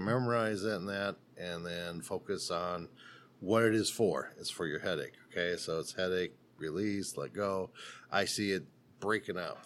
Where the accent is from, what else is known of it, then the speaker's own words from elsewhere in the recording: South Dakota, United States; moved away; So I'm from South Dakota